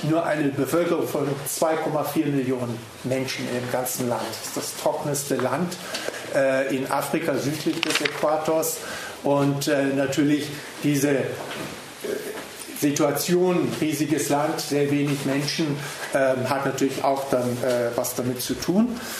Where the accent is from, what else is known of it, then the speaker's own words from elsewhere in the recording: Namibia; ich bin aus Namibia, dort geboren, dort aufgewachsen, lebe dort, ähm, bin also kein Deutscher, aber meine Eltern sind ursprünglich deutsch und äh, daher spreche ich auch Deutsch